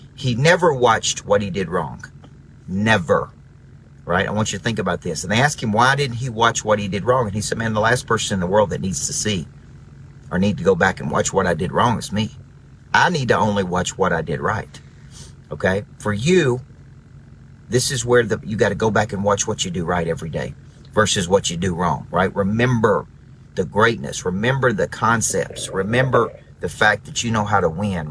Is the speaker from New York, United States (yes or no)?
no; Murfreesboro, Tennessee, United States; moved away; Murfreesboro, Tennessee, my hometown